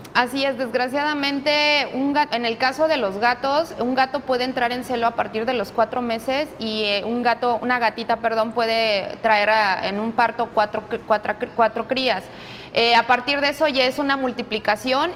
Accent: Mexico City, Mexico; moved away as an adult; now in Manzanillo, Mexico; no soy de aquí, yo soy de la Ciudad de México y bueno, eh, ya tengo viviendo aquí en Manzanillo más de 10 años

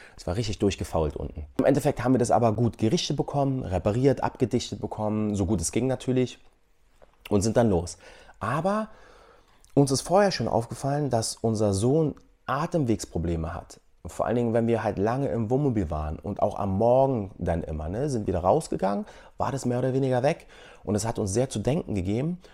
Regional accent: Germany; moved away as an adult; wir aus Deutschland kommen

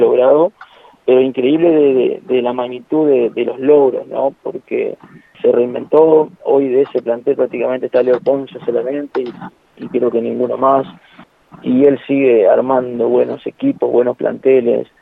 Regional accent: Argentina; somos bravos los argentinos

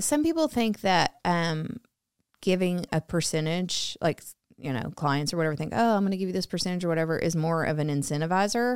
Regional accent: Arkansas, United States; I grew up in Arkansas, um, born and raised, went to college at the University

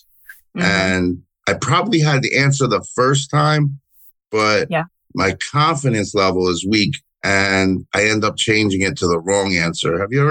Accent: United States; Well, even though I'm from the New York, New Jersey area

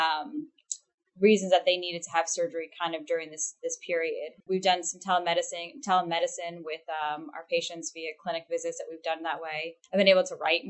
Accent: United States; now in Houston, United States; I'm actually from the Northeast of the country. So I grew up in the New Jersey, Philadelphia region

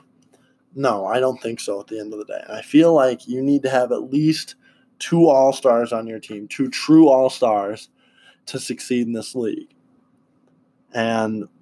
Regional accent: Wisconsin, United States; I'm a Bucks fan since I'm from Wisconsin.

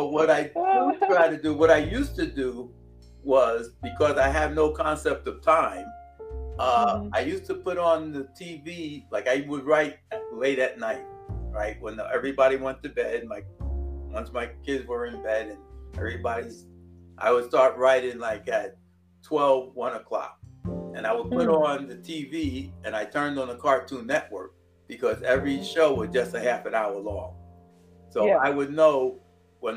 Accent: New York, United States; we're from New York

